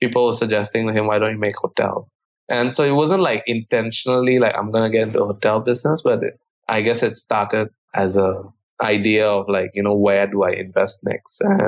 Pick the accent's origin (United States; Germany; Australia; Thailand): Thailand; Bangkok; I grew up in Thailand most of my life. I went to school basically from kindergarten to high school. I was born here.